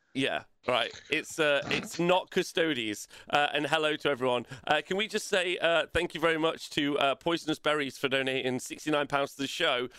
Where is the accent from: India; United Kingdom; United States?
United Kingdom; Nottingham, East Midlands; it's just in my hometown